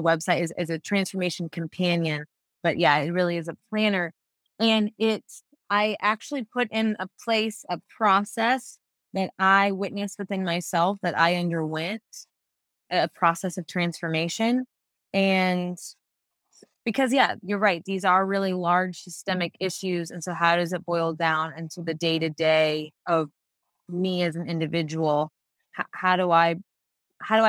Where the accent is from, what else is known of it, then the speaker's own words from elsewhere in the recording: United States; I'm raised in a country with primarily patriarchal religion being the supreme